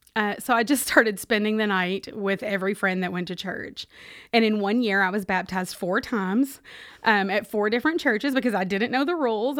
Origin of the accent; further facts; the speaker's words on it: Owensboro, Kentucky, United States; accent: Kentucky; also born or lived in Michigan; now in Charlotte, United States; I am originally from Michigan, though the accent gives it away, uh, that I grew up in Kentucky